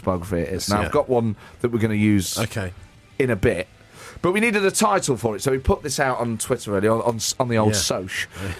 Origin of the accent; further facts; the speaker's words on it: Nottingham, East Midlands, United Kingdom; we're both from Nottingham